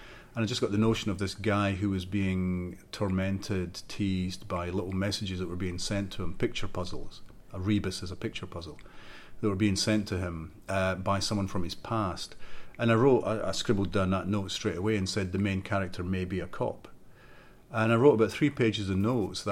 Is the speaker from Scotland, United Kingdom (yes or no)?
yes; Fife, Scotland, United Kingdom; also born or lived in Edinburgh; the village where I grew up in Fife